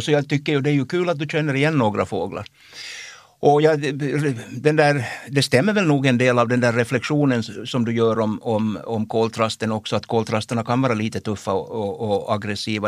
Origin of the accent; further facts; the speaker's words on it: Jakobstad, Ostrobothnia, Finland; jag kommer ju från Jakobstad